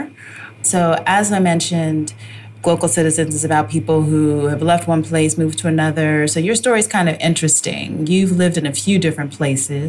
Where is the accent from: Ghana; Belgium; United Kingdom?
Ghana; we're Ghanaian